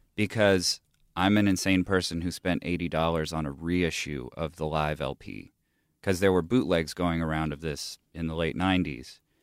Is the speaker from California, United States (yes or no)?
yes; Huntington Beach, California, United States; also born or lived in Bay Area, California; I grew up in Southern California. Like, the prevalent music when I was a kid in Huntington Beach